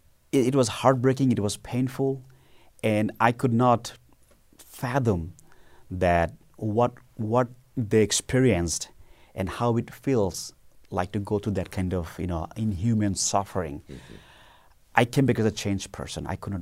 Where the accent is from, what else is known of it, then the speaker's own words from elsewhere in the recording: Bangladesh; moved away as an adult; now in United States; when I was in high school back in the 90s in my birth country, Bangladesh.